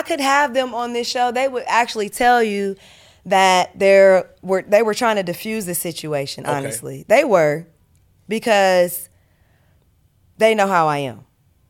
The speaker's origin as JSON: {"language": "English", "town": "Columbus", "region": "Ohio", "country": "United States", "said": "We're from the same neighborhood, too. We're both from Columbus, Northside."}